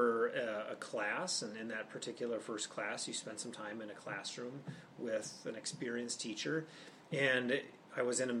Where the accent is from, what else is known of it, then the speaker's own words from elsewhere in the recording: Moorhead, Minnesota, United States; So I grew up in Moorhead, Minnesota. I'm a Flatlander at heart.